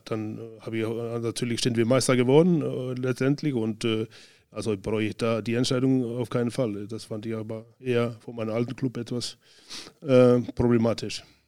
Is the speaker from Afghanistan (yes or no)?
no; Northeastern Region, Iceland; German is a second language; moved away as an adult; also born or lived in Spain; dann ab in den Norden, Nordisland wieder, wo ich herkomme